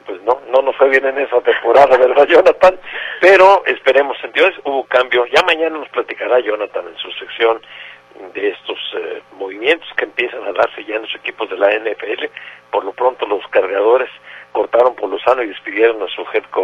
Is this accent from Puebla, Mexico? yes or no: no; San José, Jalisco, Mexico; soy de cerca de La Barca, un pueblito que se llama San José, pero ahora ya la gente le puso San Antonio de la Paz